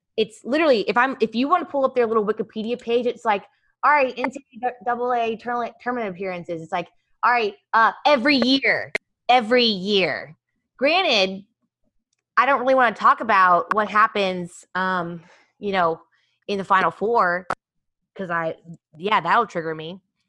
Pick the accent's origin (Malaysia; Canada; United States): United States; Kansas; So fun fact, I think I've said this on the show before, but I grew up in Kansas and I went to school there my freshman year